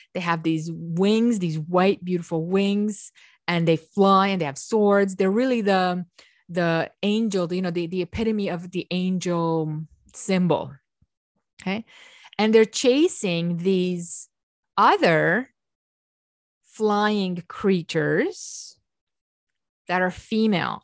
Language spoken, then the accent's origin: English; Romania; I'm Romanian, I come from Eastern Europe.